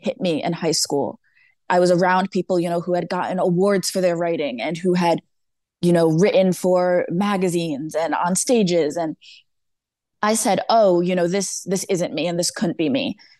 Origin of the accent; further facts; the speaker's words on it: Danbury, Connecticut, United States; I grew up born and raised in Danbury, Connecticut